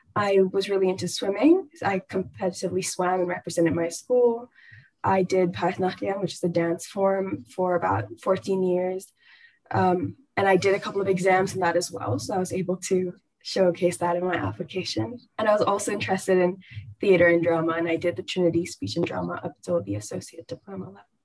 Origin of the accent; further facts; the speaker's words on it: Bangalore, Karnataka, India; I'm from Bangalore, India.